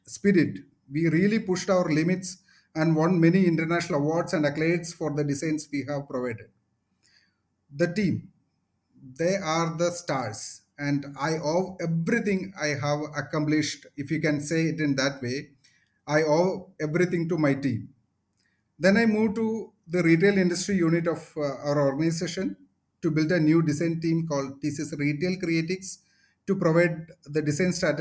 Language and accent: English; Kochi, Kerala, India; I moved back to Kochi, my hometown